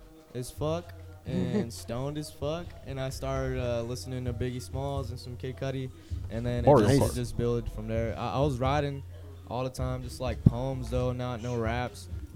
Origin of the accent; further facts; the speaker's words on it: Roswell, United States; I'm from Roswell, born and raised. And yeah, I left for a while, but I'm back.